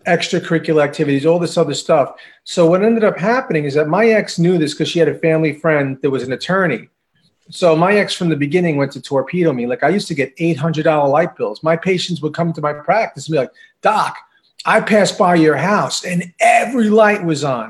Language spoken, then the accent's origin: English; Long Island, New York, United States; I'm from Long Island. I'm Long Island native.